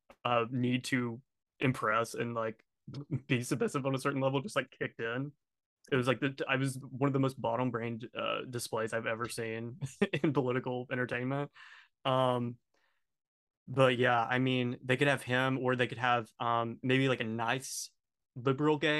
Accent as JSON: {"language": "English", "region": "Texas", "country": "United States", "tie": "born or raised there", "said": "I grew up in Texas"}